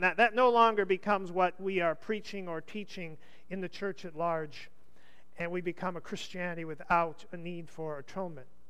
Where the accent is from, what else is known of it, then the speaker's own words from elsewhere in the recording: United States; I'm an American.